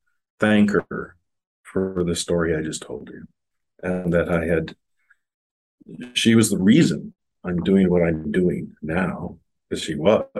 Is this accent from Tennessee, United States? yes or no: no; Sioux Falls, South Dakota, United States; also born or lived in Wahpeton, North Dakota; I moved from Wahpeton, North Dakota, small town, south of Fargo, about 50 miles to Sioux Falls in the middle of seventh grade.